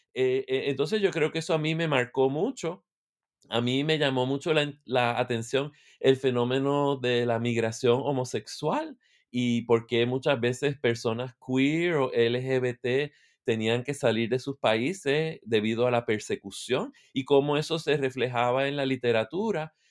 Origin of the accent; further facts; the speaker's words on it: Puerto Rico; moved away as an adult; now in Michigan, United States; Soy de Puerto Rico, eh, vivo en Michigan, en Estados Unidos